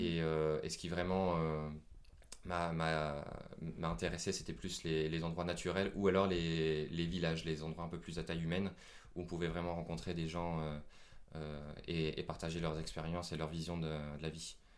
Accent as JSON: {"language": "French", "country": "France", "said": "je suis français"}